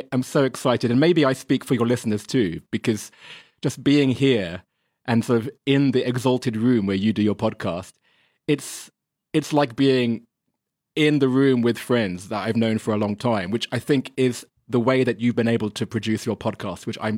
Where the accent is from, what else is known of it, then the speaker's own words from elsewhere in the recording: England, United Kingdom; I'm English. We're not really polite. We just use it as a weapon.